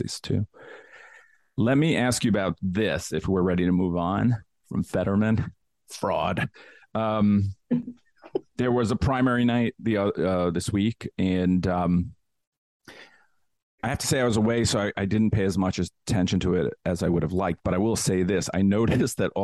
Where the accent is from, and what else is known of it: New York, United States; born or raised there